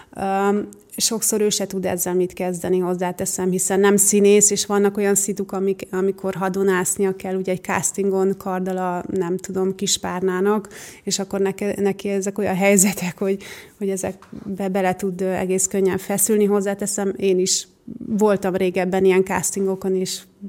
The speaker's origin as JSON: {"language": "Hungarian", "town": "Nagykanizsa", "region": "Zala", "country": "Hungary", "tie": "born or raised there", "also_born_or_lived": "Budapest", "moved": "yes", "lives_now": "Göd, Hungary", "said": "gyerekkoromban ugye a Nagykanizsán jártam iskolába"}